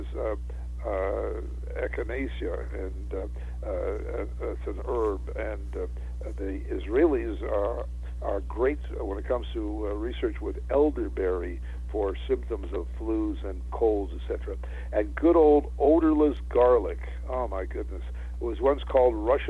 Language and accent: English; Western Canada, Canada; moved away; I was brought up in Canada, in Western Canada